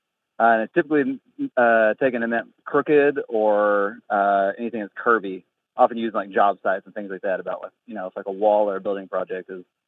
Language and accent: English; Monticello, Kentucky, United States; now in Norfolk, United States; where I'm from a place called Monticello, Kentucky.